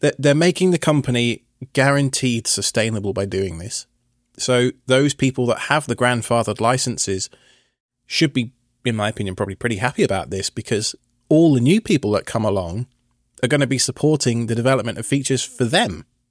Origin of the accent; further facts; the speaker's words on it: United Kingdom; I'm British.